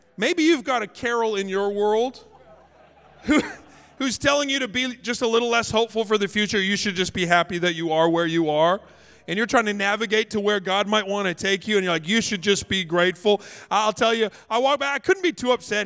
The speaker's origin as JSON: {"language": "English", "country": "Canada", "moved": "yes", "lives_now": "Los Angeles, United States", "said": "I'm Canadian"}